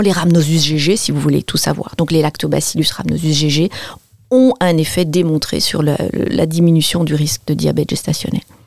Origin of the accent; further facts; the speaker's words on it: Belgium; je suis belge